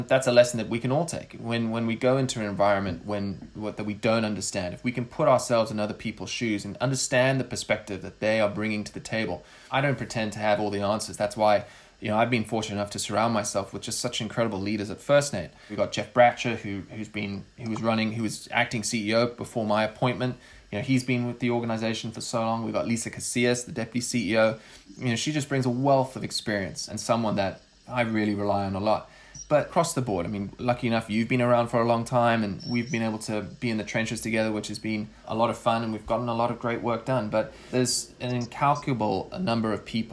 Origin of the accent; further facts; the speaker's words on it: South Africa; also born or lived in Philadelphia; now in United States; even though the accent might fool you, growing up in South Africa, which I did for most of my life